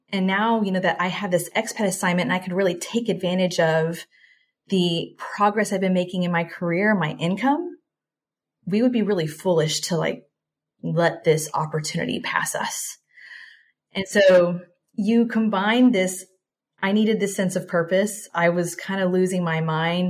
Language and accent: English; Texas, United States; moved away as an adult; also born or lived in Singapore; I am originally from Texas, born and raised, Mexican household.